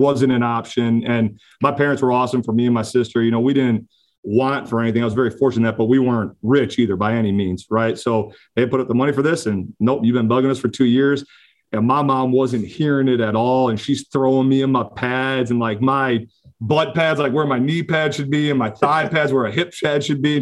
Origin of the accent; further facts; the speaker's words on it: Oak Lawn, Illinois, United States; also born or lived in Slidell, Louisiana; grew up on southern suburb, Oak Lawn, right outside the city